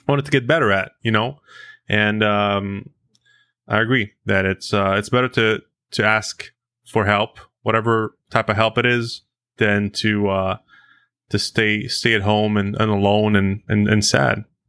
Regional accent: United States; now in Canada; as an American

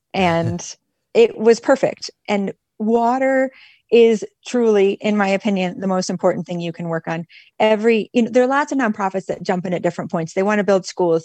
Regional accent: Michigan, United States; moved away as an adult; also born or lived in Nicaragua / Mexico; I'm originally from Michigan

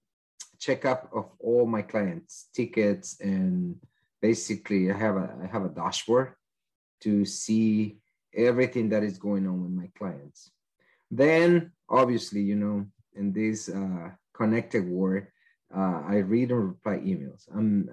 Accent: El Salvador; English is a second language; moved away as an adult; now in United States; I am from El Salvador, and I studied that in my country.

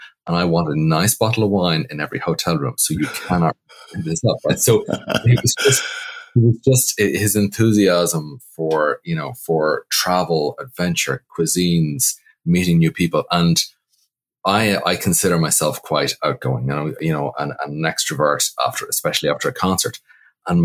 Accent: Ireland; moved away as an adult; now in New York, United States; Well, truthfully, not really. Because classically, our culture doesn't have the same gravitas as traditional Irish music. Coming over in 1999, I was beyond green, you know

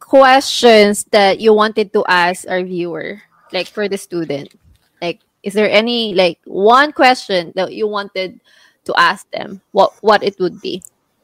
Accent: Philippines; now in Canada; it's gonna be Tagalog since we're all Filipino in that group.

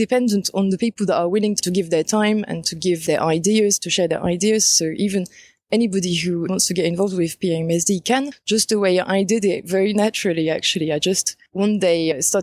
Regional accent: France; moved away as an adult; now in Jerusalem; I come from France. And I moved to Palestine in September 2017

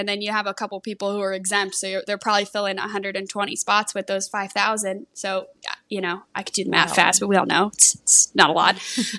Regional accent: San Diego, California, United States; moved away; Rancho Bernardo Country Club in San Diego, back where I'm from.

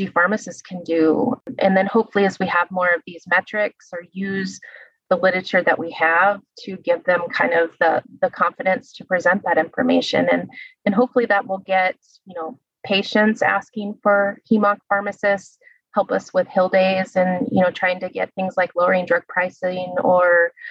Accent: Illinois, United States; moved away; I'm from Illinois, actually, originally. I'm from kind of the rural side of the state, towards the Iowa border.

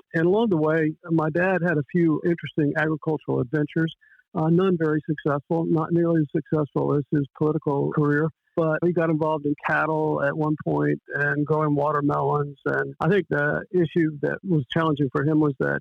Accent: Polk County, Central Florida, United States; I grew up in Polk County

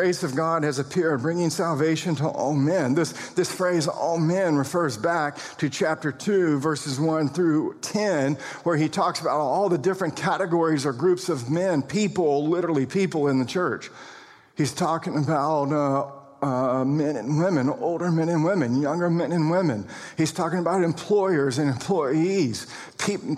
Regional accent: United States; We're American citizens

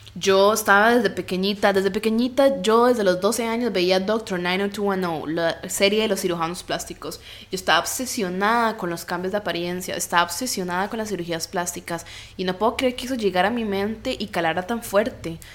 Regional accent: Costa Rica; soy de Costa Rica y tengo un cuerpo latino

